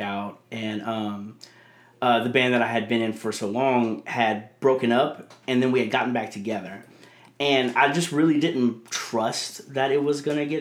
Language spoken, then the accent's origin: English; Abbeville, Louisiana, United States; I'm from, I'm from Abbeville, Louisiana.